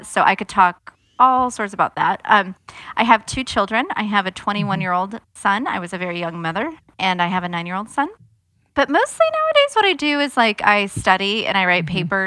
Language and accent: English; Nebraska, United States; moved away; I'm from Nebraska